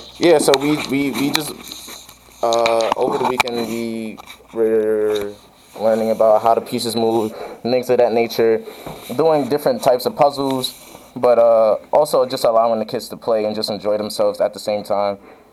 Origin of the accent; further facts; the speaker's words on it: New York City, New York, United States; now in St. Louis, United States; Growing up in New York